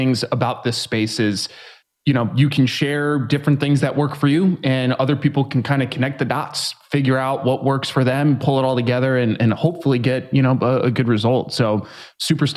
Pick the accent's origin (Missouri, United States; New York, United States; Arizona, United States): New York, United States; now in San Diego, United States; I'm originally from New York. I live in San Diego now. I grew up in a neighborhood that really wasn't super great.